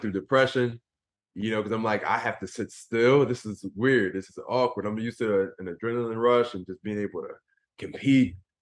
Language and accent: English; Philadelphia, Pennsylvania, United States; I grew up in Philadelphia